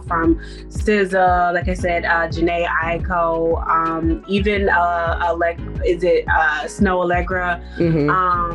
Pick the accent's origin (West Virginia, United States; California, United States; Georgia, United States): Georgia, United States; Atlanta; moved away as an adult; now in Providence, United States; I'm originally from Atlanta, Georgia, but I've been living in Providence, Rhode Island for about 6 years now.